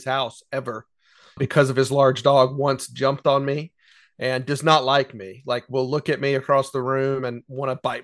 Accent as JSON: {"language": "English", "town": "Allentown", "region": "Pennsylvania", "country": "United States", "tie": "born or raised there", "said": "Allentown, Pennsylvania, from my hometown"}